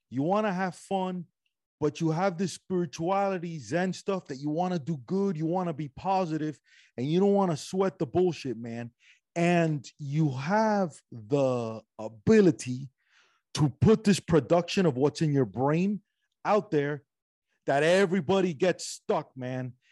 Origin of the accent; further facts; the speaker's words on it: Cuba; moved away; also born or lived in Spain / Miami; I'm from Cuba. I went from Cuba to Spain for a little bit, Miami.